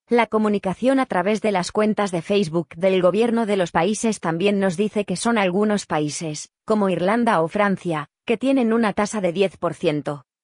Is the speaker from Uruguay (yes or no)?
yes; Uruguay; como uruguayos, ¿qué, porcentaje de porcentaje en nuestra composición genética tenemos que tener para, mm, para poder eh, tramitar el pasaporte español?